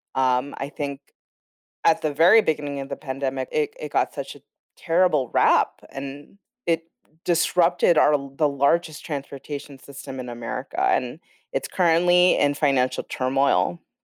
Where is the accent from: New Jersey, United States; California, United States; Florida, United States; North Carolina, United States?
California, United States; Los Angeles; now in Brooklyn, New York, United States; I'm from Los Angeles, I'm born and raised